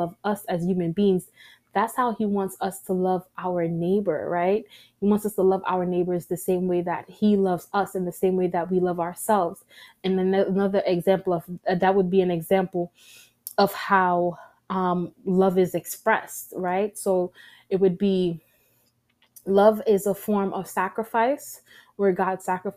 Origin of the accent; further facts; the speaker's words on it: New York City, New York, United States; I am a New Yorker.